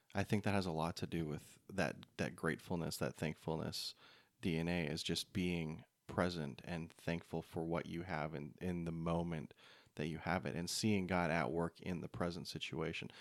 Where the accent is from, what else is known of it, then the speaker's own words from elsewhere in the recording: Canada; moved away; growing up in Canada